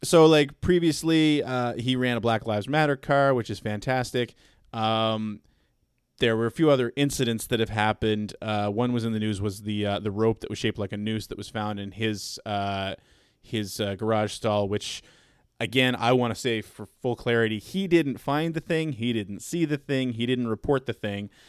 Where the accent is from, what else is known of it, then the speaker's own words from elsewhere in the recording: Canada; I'm not from the Southeast. I'm from Canada